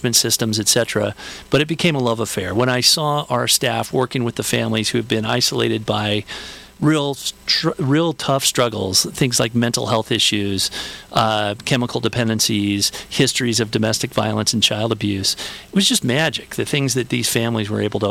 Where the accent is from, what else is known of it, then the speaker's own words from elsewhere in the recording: Southern California, United States; also born or lived in Chicago; I grew up in Southern California